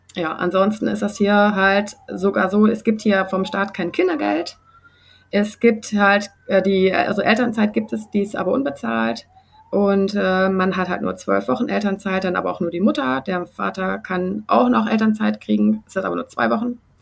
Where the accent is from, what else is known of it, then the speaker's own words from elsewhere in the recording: Germany; now in Sydney, Australia; bei uns in Deutschland